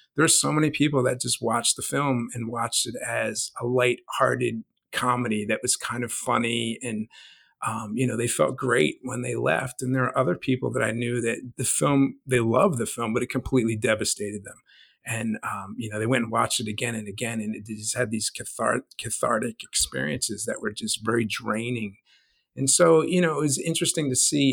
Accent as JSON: {"language": "English", "region": "New Jersey", "country": "United States", "tie": "born or raised there", "also_born_or_lived": "Oaklyn, New Jersey", "said": "growing up in South Jersey in the, the late 70s and the 80s and early 90s"}